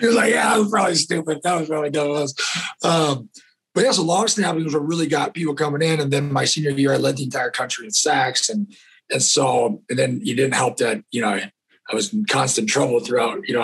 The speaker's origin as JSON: {"language": "English", "region": "California", "country": "United States", "tie": "born or raised there", "also_born_or_lived": "Pocatello, Idaho", "moved": "as an adult", "said": "growing up in California"}